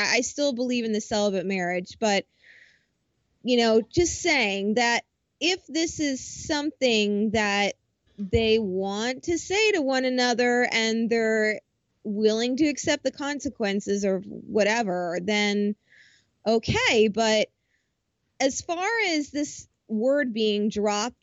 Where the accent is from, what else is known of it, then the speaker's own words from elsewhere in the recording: New Jersey, United States; I'm from Jersey